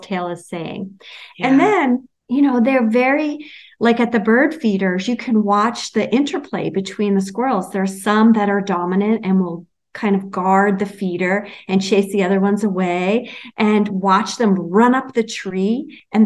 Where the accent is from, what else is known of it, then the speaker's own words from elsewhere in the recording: New York City, New York, United States; where I grew up in Brooklyn